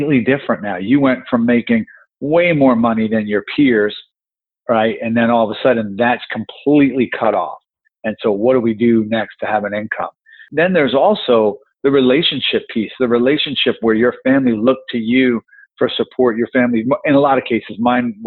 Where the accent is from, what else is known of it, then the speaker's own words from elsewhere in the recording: New Jersey, United States; I grew up in New Jersey